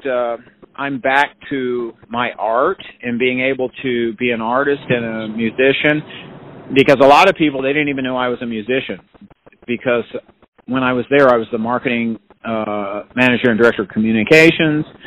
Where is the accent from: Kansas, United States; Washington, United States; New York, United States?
Kansas, United States; Paola; also born or lived in Olathe, Kansas; I grew up in Paola, Kansas